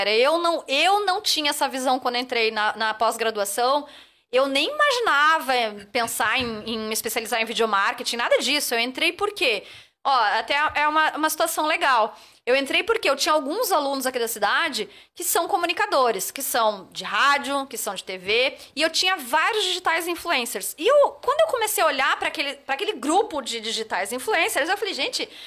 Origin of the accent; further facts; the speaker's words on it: Florianópolis, Santa Catarina, Brazil; moved away as an adult; also born or lived in Rio de Janeiro; Eu saí de Floripa e fui morar no Rio